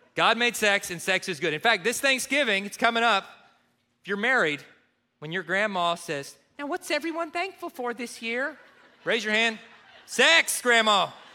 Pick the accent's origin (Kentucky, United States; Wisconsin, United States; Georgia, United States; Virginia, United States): Kentucky, United States; growing up in Kentucky